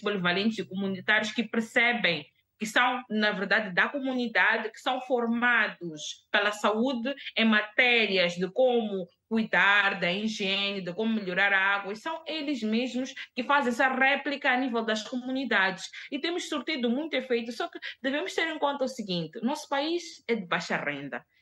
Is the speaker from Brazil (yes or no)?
no; Mozambique; A nossa língua oficial em Moçambique é, a, é, é, é o português